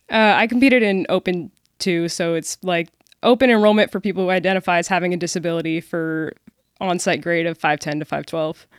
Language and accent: English; Seattle, Washington, United States; moved away as an adult; also born or lived in Dallas, Texas; now in Frisco, Texas, United States; I grew up in the Seattle area, suburbs, Spanish, Washington. Moved down to D F W for college